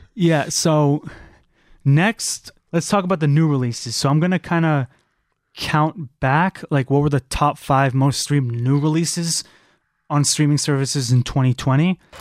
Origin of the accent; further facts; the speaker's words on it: California, United States; moved away; I'm from California